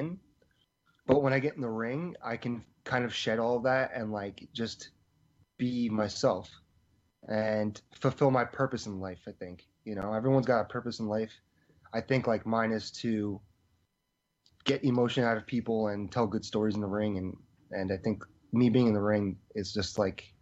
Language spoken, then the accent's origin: English; New Jersey, United States; in my hometown in New Jersey